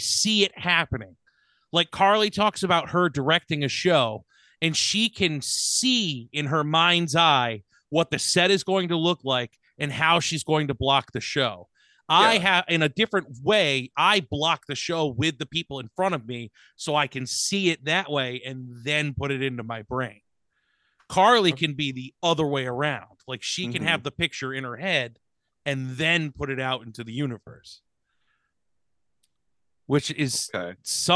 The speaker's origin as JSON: {"language": "English", "region": "Connecticut", "country": "United States", "tie": "born or raised there", "said": "growing up in Connecticut"}